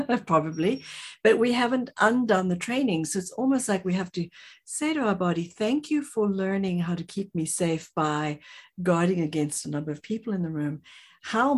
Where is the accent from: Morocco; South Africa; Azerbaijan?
South Africa; I'm from South Africa